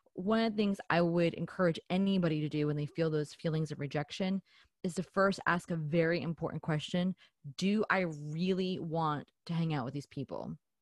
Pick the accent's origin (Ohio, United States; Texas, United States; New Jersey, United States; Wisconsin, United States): New Jersey, United States; I'm from New Jersey, so we are a little bit more, you know, we're a little bit in your face about it